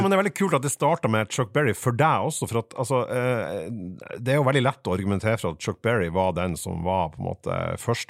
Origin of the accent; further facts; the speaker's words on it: Fauske, Nordland, Norway; i Fauske kommune, der jeg er fra